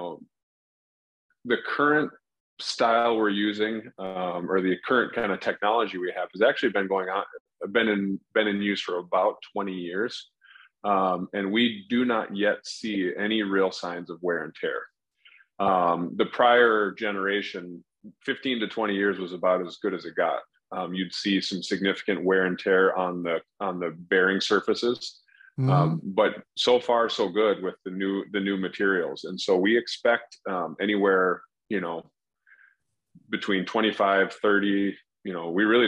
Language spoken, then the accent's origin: English; Minneapolis–Saint Paul, Minnesota, United States; also born or lived in Des Moines, Iowa / Columbus, Ohio / Chicago, Illinois; I was born in the Twin Cities in Minnesota. Have been here most of my life, other than some of my medical training. So I grew up here